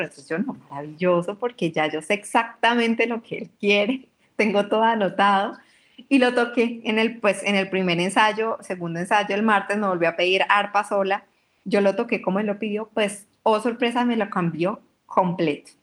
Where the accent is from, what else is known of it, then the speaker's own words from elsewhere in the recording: Colombia; also born or lived in Europe; algo de mi, de mi tierra